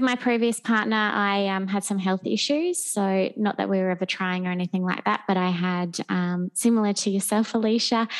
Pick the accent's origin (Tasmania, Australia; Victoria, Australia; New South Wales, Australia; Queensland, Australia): Queensland, Australia; Gold Coast; also born or lived in London; I'm born and bred on the Gold Coast and have lived here my whole life.